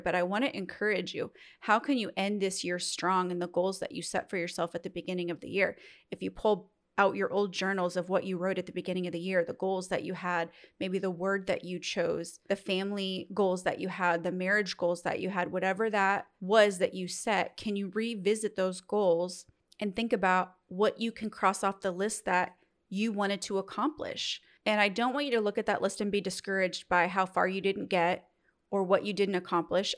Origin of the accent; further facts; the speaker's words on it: Midwest, United States; I'm from the Midwest